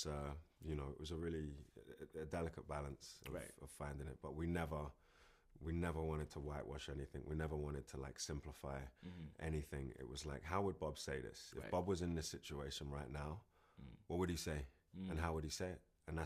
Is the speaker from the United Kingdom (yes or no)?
yes; London, United Kingdom; I grew up in Kentish Town and I still live here and London's my home.